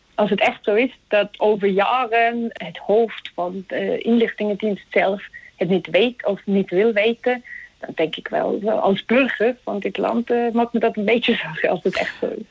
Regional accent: Zug, Switzerland; Dutch is a second language; also born or lived in Utrecht; in Toek. Dat is trouwens ook waar ik vandaan kom

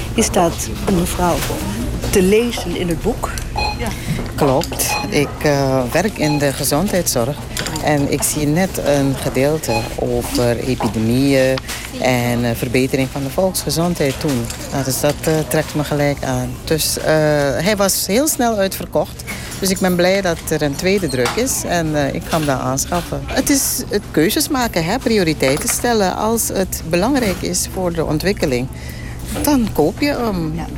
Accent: south of Paramaribo, Sipaliwini, Suriname; ik weet helemaal waar ik vandaan kom. Ja, ik kom zeg maar uit het eh, zuiden van Paramaribo. Dat is district Sipaliwini

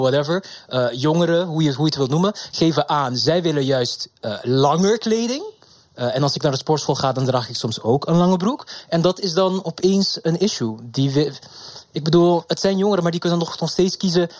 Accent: Curaçao; now in Amsterdam, Netherlands; ik kom uit Curaçao oorspronkelijk. En daar hadden we uniform ook nog op de middelbare school

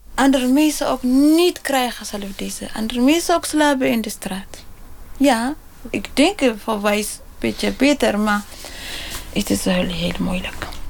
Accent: Eritrea; Dutch is a second language; moved away as an adult; now in Netherlands; ik kom uit Eritrea. Ik kan niet eh, naar andere landen rollen. Het is mijn land

